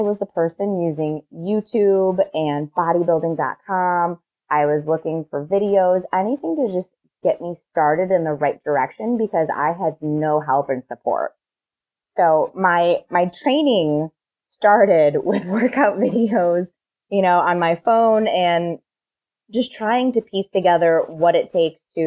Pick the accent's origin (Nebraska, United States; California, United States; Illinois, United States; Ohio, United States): Ohio, United States; now in Chicago, United States; I'm from Ohio.